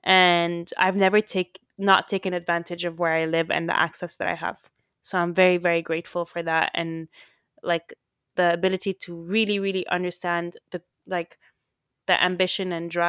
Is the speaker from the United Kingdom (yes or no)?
no; Saudi Arabia; I mean, we grew up in the Middle East and in Saudi Arabia, and, because you have a similar trajectory to mine, we went to a French school